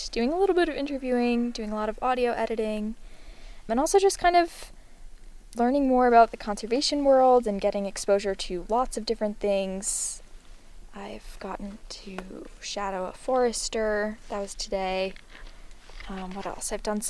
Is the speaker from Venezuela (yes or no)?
no; Pownal, Maine, United States; I'm from Pownal, Maine. Well, I'm from a few different places, but most recently Pownal, Maine, and that is where I would say home is.